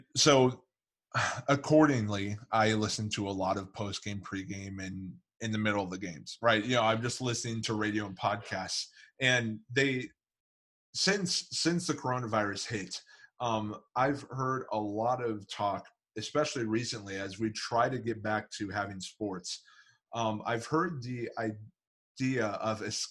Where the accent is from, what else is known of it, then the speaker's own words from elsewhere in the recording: Kansas City, Missouri, United States; I grew up in Kansas City